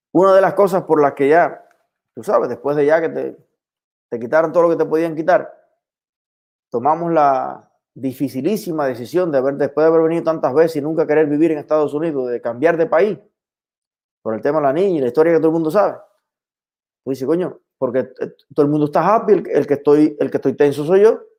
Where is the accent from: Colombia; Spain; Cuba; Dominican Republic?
Cuba; Ceballos, Ciego de Ávila; más rico estaba el pan con aguacate que me voy a preparar ahora, como hacía en mi infancia allá en Ceballos.